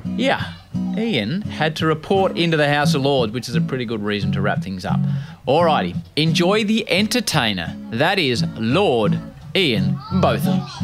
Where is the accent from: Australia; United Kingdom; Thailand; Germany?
Australia; As an Australian cricket fan